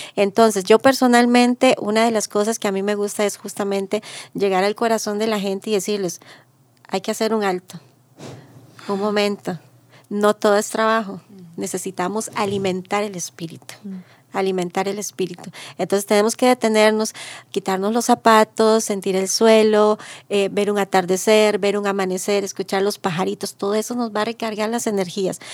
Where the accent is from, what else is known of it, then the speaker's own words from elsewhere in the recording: Maleku indigenous territory, Alajuela, Costa Rica; soy del territorio indígena de los Malecos